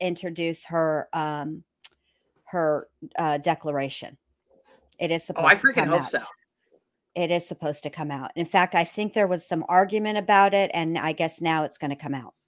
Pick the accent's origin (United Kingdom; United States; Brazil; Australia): United States; Texas; I am from Texas